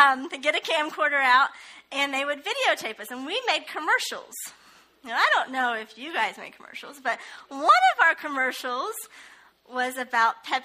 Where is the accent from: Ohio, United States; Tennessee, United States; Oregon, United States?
Ohio, United States; moved away as an adult; I'm actually originally from Ohio